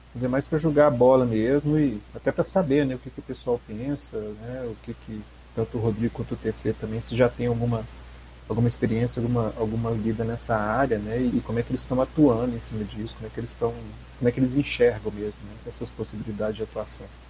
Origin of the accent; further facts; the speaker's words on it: Belo Horizonte, Minas Gerais, Brazil; eu sou de Belo Horizonte